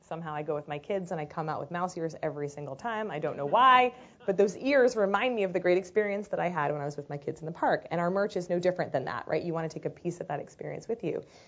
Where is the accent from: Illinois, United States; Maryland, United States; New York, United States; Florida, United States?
Maryland, United States; Baltimore; I grew up in Baltimore, Maryland in the early 80s.